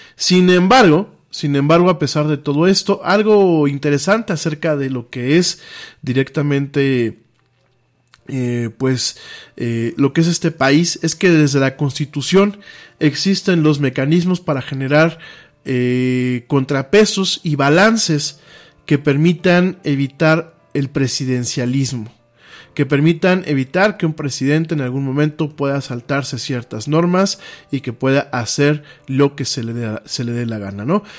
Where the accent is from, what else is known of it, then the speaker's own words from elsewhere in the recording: Mexico; aquí en México les decimos nacos, o chairos